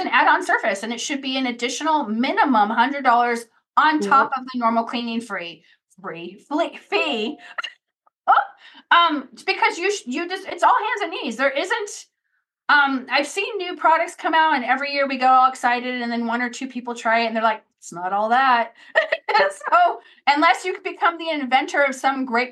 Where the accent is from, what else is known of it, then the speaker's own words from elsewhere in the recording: Redondo Beach, California, United States; in Los Angeles, where I'm from, I grew up in Redondo Beach.